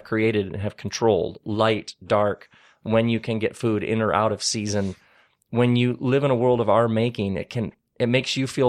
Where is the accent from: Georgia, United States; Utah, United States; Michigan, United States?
Michigan, United States; Lansing; I grew up in Lansing, Michigan, which was like where Oldsmobiles were made.